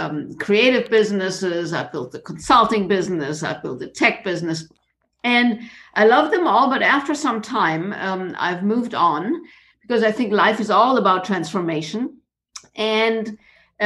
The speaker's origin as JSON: {"language": "English", "town": "Munich", "region": "Bavaria", "country": "Germany", "tie": "born or raised there", "also_born_or_lived": "South Africa / Japan / Florida, United States", "moved": "as an adult", "said": "I was born in Munich in Bavaria in Germany, which is pretty much south of Germany."}